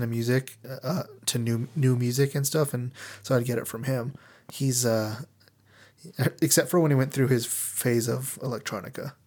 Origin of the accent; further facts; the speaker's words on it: Albuquerque, New Mexico, United States; I'm from Albuquerque, New Mexico, born and raised